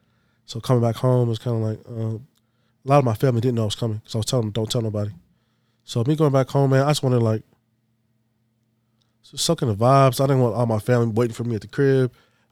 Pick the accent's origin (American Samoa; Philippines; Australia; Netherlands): American Samoa; Masefau; I'm from Masifau. That's the name of the village. It's called Masifau.